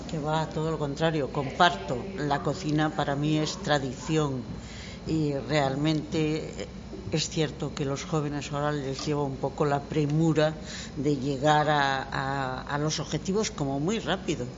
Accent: Vigo, Galicia, Spain; yo soy de aquí, soy de Bouzas

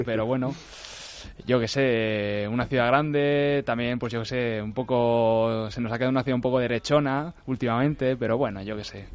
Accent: Huesca, Aragon, Spain; now in Madrid, Spain; Nosotros somos provincianos todos. Perillo venimos de Huesca

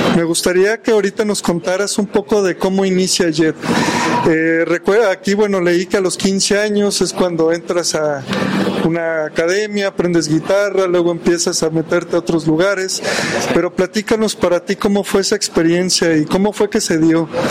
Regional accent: Mexico; Nos juntamos para celebrar como buenos mexicanos

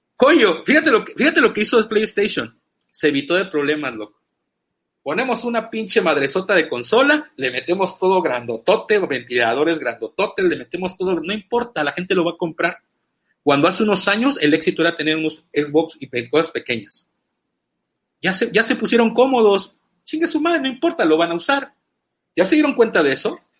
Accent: Veracruz, Mexico; soy mexicano y soy jarocho

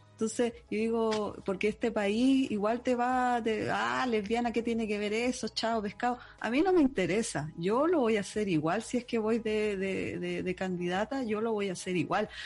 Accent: Puente Alto, Santiago Metropolitan Region, Chile; also born or lived in Conchalí; yo viví en Conchalí en mi infancia, en mi adolescencia estuve en Puente, viví en Puente Alto

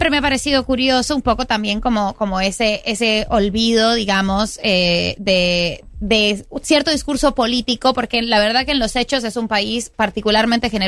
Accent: Colombia; now in Argentina; sobre todo con mi familia en Colombia

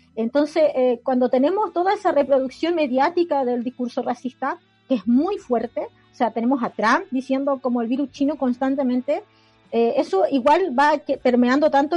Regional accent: Chile; nosotros como chilenos igual somos una comunidad racializada

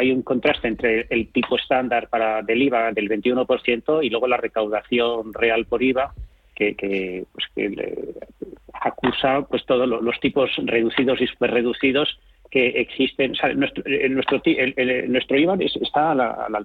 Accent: Spain

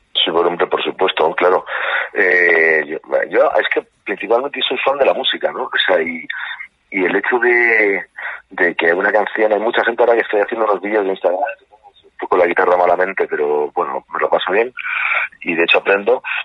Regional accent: Murcia, Region of Murcia, Spain; moved away as an adult; also born or lived in Santiago, Chile / Galicia / Madrid; now in Pedreguer, Spain; luego viví en Murcia toda mi adolescencia, infancia, adolescencia y muchos años. Donde más he vivido es en Murcia, luego me crié en Murcia

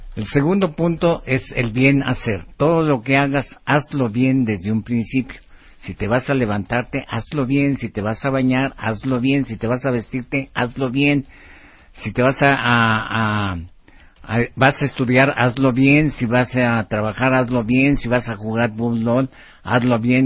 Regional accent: Mexico; nuestro México

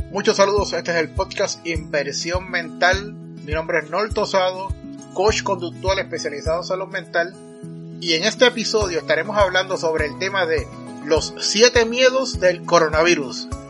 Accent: Puerto Rico; en mi país, Puerto Rico

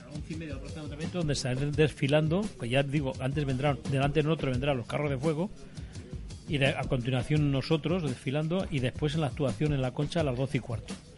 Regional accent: Zaragoza, Aragon, Spain; now in Alicante, Spain; yo soy de Zaragoza

